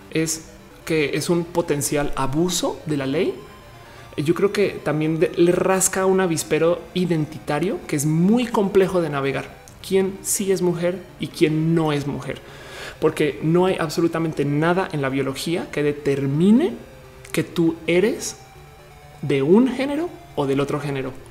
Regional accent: Mexico; en mi país natal soy socialmente aceptada como mujer prontamente en, México.

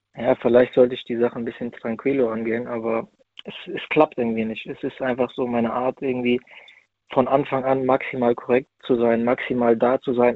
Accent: near Frankfurt, Hesse, Germany; ich bin aus der Nähe Frankfurt

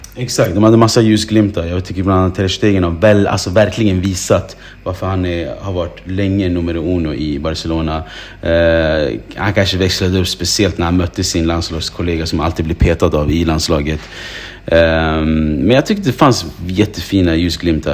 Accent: Sweden; jag som svensk som bor i Sverige

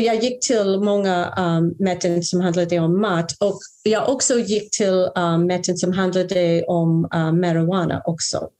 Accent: a small suburb in New Jersey, United States; Swedish is a second language; also born or lived in Brooklyn, New York / New York; Jag är ju amerikanska. Uh, jag föddes i Brooklyn i New York 1962. Men jag växte upp i en liten förort i New Jersey

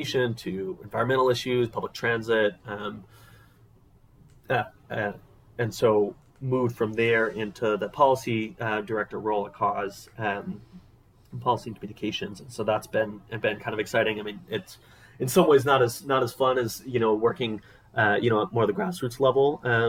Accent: Oakland, California, United States; also born or lived in New York City / Ventura; I was born in New York City. Spent a lot of my early childhood in the Bay Area, in Oakland specifically.

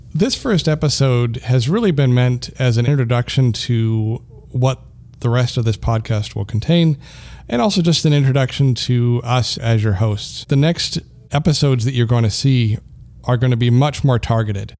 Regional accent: Canada; moved away as an adult; also born or lived in Colorado, United States; So I am Canadian. I'm proudly Canadian, but, uh, I, I was in the U S for thirteen years and I'm back now.

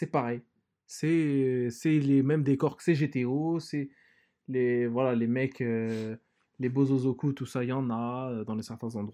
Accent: France; je suis français, moi.

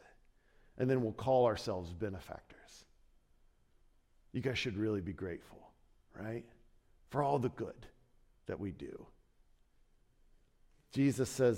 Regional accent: Ohio, United States; moved away as an adult; also born or lived in Chicago; I grew up in Ohio

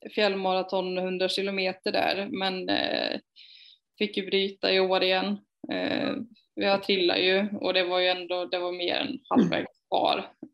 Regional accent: Falköping, Västra Götaland, Sweden; moved away as an adult; also born or lived in Hjo / Skövde; jag är uppvuxen i Falköping, eller utanför Falköping och mm. utanför Hjo.

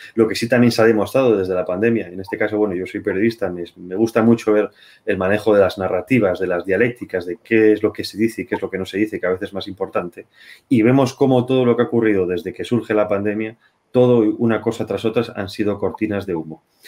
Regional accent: Spain

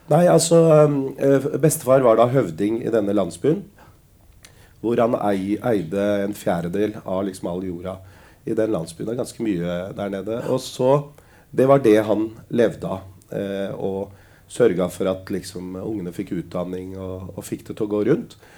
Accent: Lier, Buskerud, Norway; also born or lived in Drammen; Jeg er fra Lier. Ja. Å oh ja, hvor er, uh, hvor er, du opprinnelig fra? Nei, jeg er opprinnelig født i Drammen.

